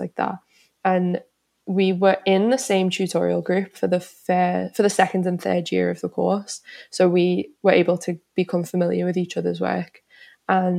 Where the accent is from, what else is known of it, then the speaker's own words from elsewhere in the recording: Liverpool, North West England, United Kingdom; moved away as an adult; now in London, United Kingdom; a lot of my family and friends in Liverpool